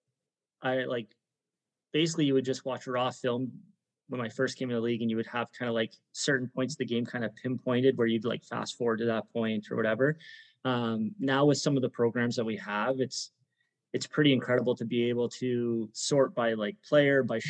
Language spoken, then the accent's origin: English; St. Catharines, Ontario, Canada; growing up in St. Catharines